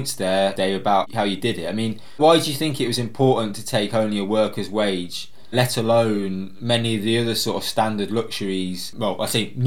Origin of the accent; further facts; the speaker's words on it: Coventry, West Midlands, United Kingdom; moved away; I'm from Coventry originally. I grew up